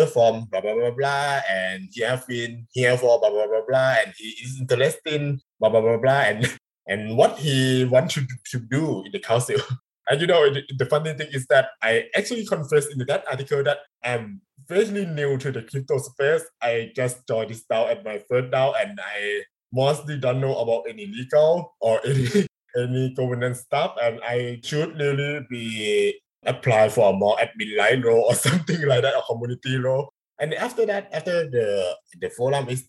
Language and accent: English; Thailand; first language Thai; English is a second language